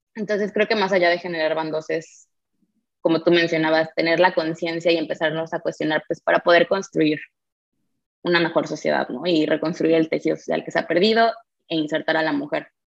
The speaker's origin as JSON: {"language": "Spanish", "country": "Mexico", "said": "ser mujer en México"}